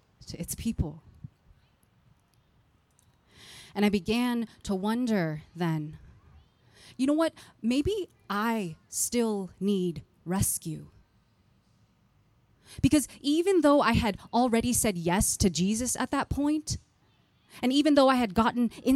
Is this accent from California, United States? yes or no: yes; San Jose, California, United States; the neighborhood that I grew up in San Jose, California